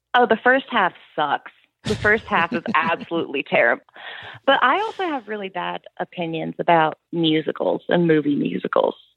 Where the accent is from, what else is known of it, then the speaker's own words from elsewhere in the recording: East Coast, United States; growing up on the East Coast